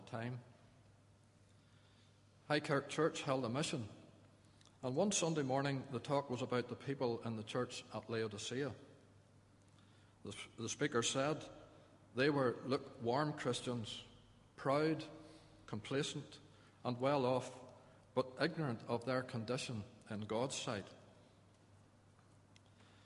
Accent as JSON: {"language": "English", "town": "Ballycastle", "region": "Northern Ireland", "country": "United Kingdom", "tie": "born or raised there", "also_born_or_lived": "Donegal", "said": "I grew up in Ballycastle, the eldest of a family of seven"}